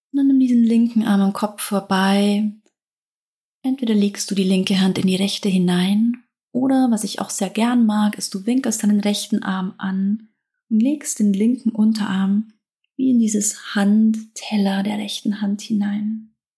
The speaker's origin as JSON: {"language": "German", "region": "Southern Germany", "country": "Germany", "accent": "southern German dialect", "said": "Ich komme aus Süddeutschland, vielleicht hörst du es an meinem Dialekt"}